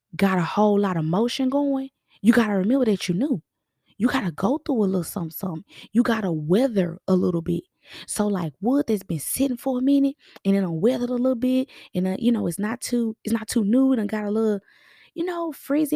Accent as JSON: {"language": "English", "region": "Texas", "country": "United States", "said": "we're from Texas"}